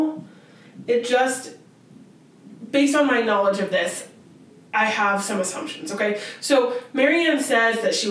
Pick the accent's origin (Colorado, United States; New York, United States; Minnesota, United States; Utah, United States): Utah, United States; Ogden; I'm from Ogden and I love Ogden